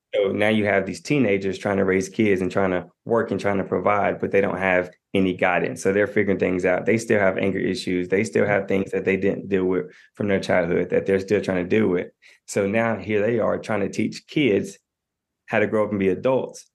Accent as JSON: {"language": "English", "town": "Knoxville", "region": "Tennessee", "country": "United States", "said": "I'm from Knoxville, Tennessee."}